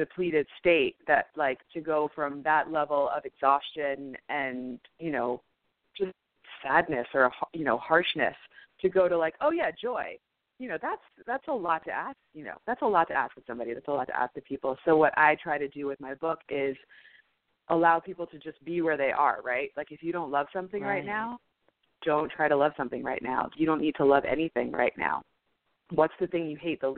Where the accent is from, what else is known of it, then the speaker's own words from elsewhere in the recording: New York City, New York, United States; I am also from New York City